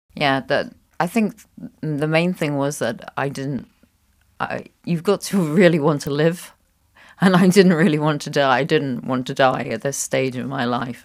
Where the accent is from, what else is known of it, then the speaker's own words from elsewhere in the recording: Scotland, United Kingdom; moved away as an adult; also born or lived in United States / Netherlands; now in Luxembourg; I was born in Scotland, um, and I traveled, uh, to different places